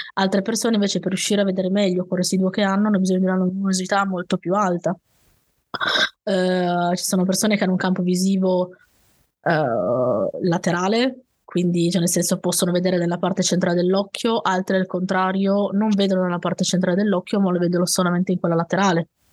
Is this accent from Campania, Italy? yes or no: no; Turin, a valley near the Piedmont mountains, Italy; also born or lived in Saluzzo; sono di Torino, Uh, sono nata a Torino, vissuto, ho vissuto però mm, in, in, una valle vicino diciamo alle montagne alle nostre